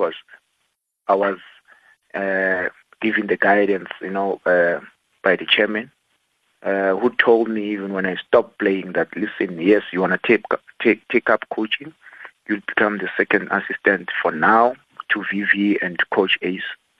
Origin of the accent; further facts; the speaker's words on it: South Africa; I'm a South African